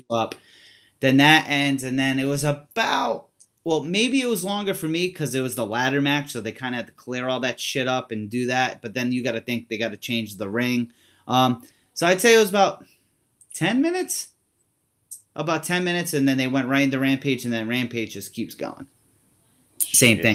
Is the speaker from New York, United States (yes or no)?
no; Rhode Island, United States; I'm from Rhode Island